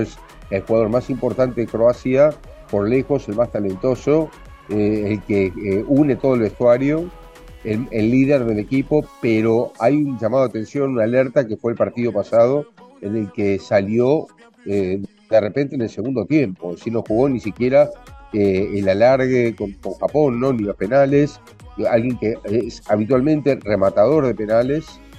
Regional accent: Argentina; soy argentino

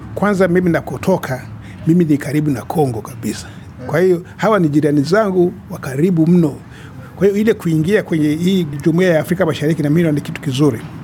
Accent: Tanzania; moved away; mimi ni mzaliwa wa Tanzania

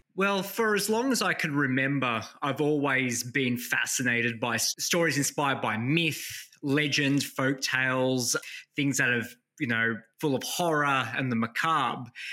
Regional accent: New South Wales, Australia; Children like myself who growing up in Australia with Maltese grandparents, you know, in communities like Stains where Maltese community

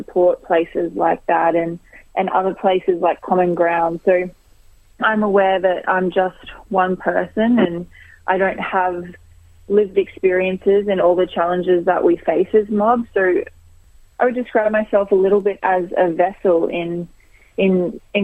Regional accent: Brisbane, Queensland, Australia; I'm from Brisbane

